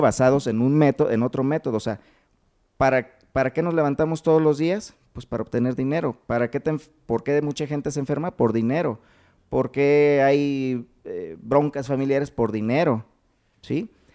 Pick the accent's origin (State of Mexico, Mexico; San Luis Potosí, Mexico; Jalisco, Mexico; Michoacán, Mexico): Michoacán, Mexico; Uruapan; De Uruapan